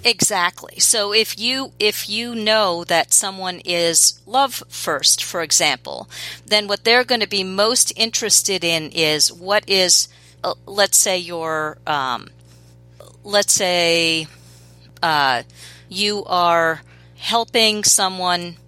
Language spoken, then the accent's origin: English; New York City, New York, United States; I grew up in New York City and still live in New York City